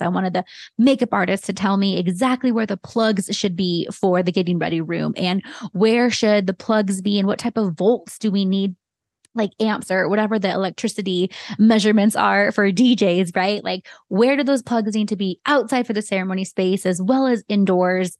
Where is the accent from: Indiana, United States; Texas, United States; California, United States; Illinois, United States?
California, United States; Santa Cruz; also born or lived in San Jose, California; growing up in the Bay Area and having Santa Cruz be my hometown